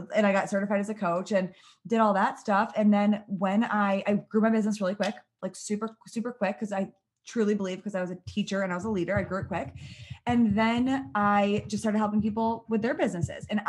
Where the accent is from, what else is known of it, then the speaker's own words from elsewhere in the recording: Michigan, United States; I was born and raised in Michigan